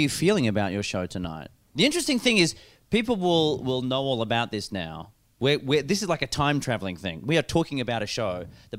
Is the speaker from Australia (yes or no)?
yes; Australia